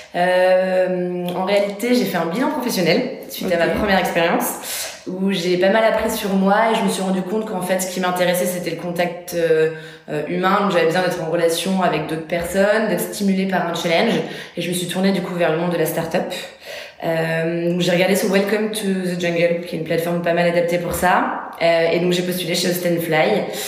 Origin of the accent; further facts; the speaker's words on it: Bordeaux, Nouvelle-Aquitaine, France; moved away as an adult; now in Paris, France; j'ai quitté aussi du coup ma ville d'origine pour venir à Paris. Je suis issue de Bordeaux à la base